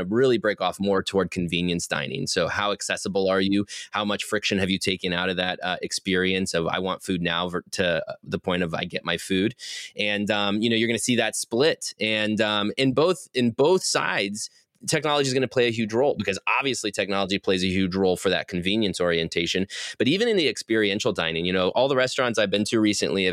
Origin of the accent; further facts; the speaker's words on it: Athens, Ohio, United States; moved away as an adult; also born or lived in Chicago, Illinois; now in North Carolina, United States; my hometown of Athens, Ohio, which is this lovely little utopia in Southeast Ohio